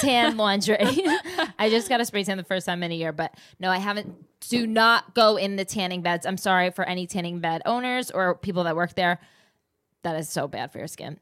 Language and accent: English; New Jersey, United States; I'm just from the East Co, like, Jersey